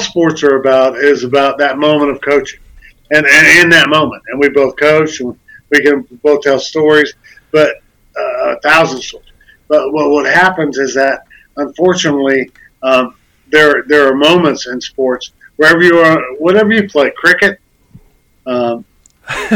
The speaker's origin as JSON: {"language": "English", "country": "United States", "said": "I'm from America"}